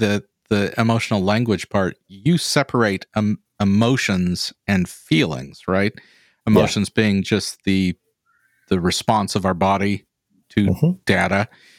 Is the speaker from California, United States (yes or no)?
yes; Santa Ynez, California, United States; where I grew up in San Ynez, California